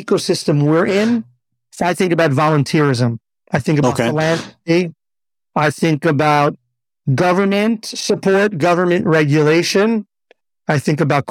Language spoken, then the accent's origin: English; New York, United States; moved away as an adult; also born or lived in Teaneck, New Jersey / Riverdale, New York; now in Israel; I grew up in New York till the age of 15. Then we went just a little bit over the George Washington Bridge, continued in Teaneck, New Jersey